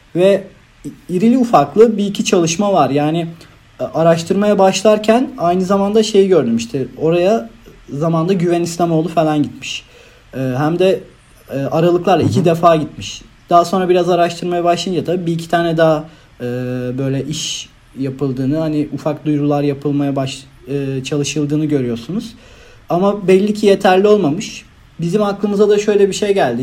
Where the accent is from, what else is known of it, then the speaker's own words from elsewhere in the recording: Manisa, Turkey; moved away as an adult; now in İzmir, Turkey; Zaten Manitalıyım ben aslında. Çok da yakınım buraya.